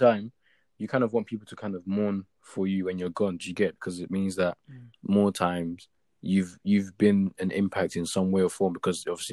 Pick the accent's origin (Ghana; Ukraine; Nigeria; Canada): Nigeria; Lagos; also born or lived in Ibadan, Nigeria / Seven Sisters, Tottenham, London / South London; now in London, United Kingdom; I'm Nigerian, born and raised.